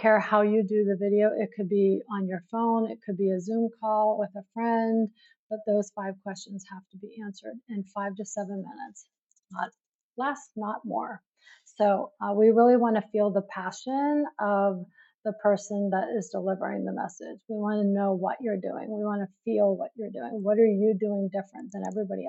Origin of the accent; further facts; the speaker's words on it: New York City, New York, United States; I'm from New York City